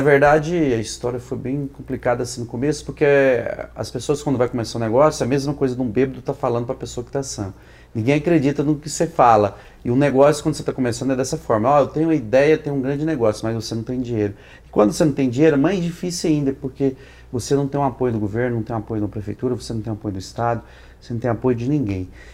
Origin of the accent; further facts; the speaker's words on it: Goiânia, Goiás, Brazil; sou de Goiânia